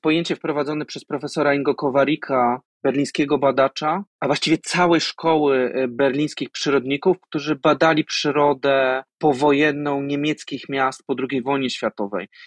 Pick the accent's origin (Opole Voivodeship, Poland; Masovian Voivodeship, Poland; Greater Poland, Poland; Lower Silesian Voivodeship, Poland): Greater Poland, Poland; Poznań; Ja wychowałem się w mieście, w Poznaniu